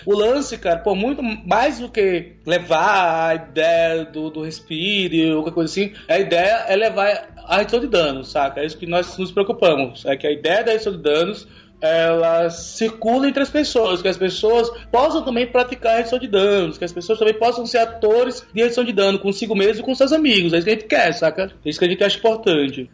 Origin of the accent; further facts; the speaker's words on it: Maceió, Alagoas, Brazil; Eu sou de Maceió, sou de Alagoas, né? E eu estava no colégio do ensino médio lá